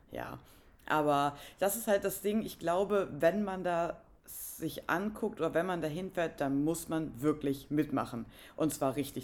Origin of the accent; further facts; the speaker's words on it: Northern Germany, Germany; ich komme aus Norddeutschland